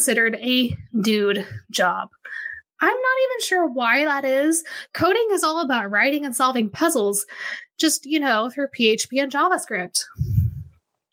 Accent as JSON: {"language": "English", "town": "Wichita", "region": "Kansas", "country": "United States", "tie": "born or raised there", "moved": "as an adult", "said": "I grew up here in Wichita, Kansas. I moved back here a few years ago"}